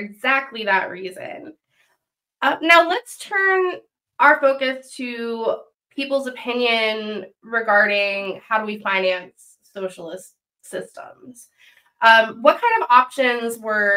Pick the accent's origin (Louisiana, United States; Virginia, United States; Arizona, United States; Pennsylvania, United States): Pennsylvania, United States; I'm from Pennsylvania